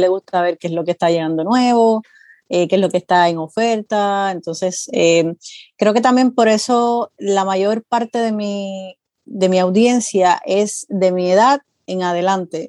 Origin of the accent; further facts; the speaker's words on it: Puerto Rico; moved away as an adult; now in Florida, United States; soy de Puerto Rico, llevo viviendo aquí en Florida aproximadamente 6 años, pero como tal en Estados Unidos llevo viviendo 10 años